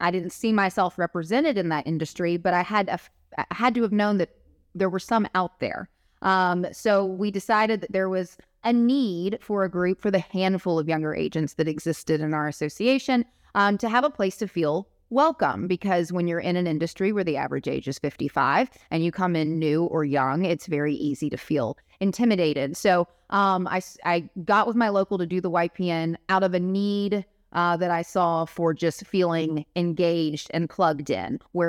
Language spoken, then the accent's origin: English; Memphis, Tennessee, United States; I'm from Memphis, Tennessee, and I'm currently your immediate past chair for the Young Professionals Network Advisory Board of NAR.